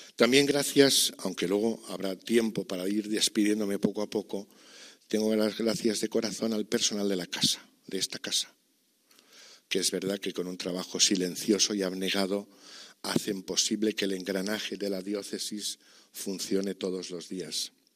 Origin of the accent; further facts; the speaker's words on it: Archdiocese of Valencia, Valencian Community, Spain; esta diócesis de la que soy, de la que siempre seré, porque es mi tierra y es mi vida